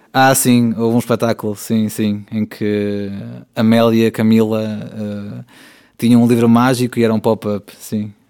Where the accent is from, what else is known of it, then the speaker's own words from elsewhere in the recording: Valongo, Porto District, Portugal; minha terra, que é Suzão